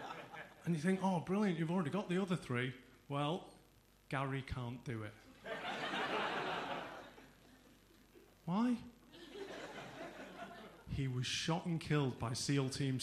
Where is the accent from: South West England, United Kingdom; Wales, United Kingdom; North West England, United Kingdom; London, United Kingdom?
North West England, United Kingdom; Salford; I'm from Salford.